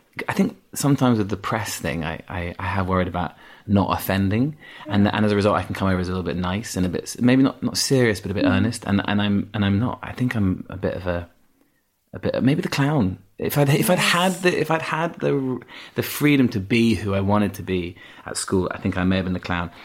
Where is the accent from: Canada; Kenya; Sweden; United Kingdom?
United Kingdom; Yorkshire and the Humber; accent: Yorkshire; I had an accent. I had a strong Yorkshire accent until I was about 11, 12, yeah.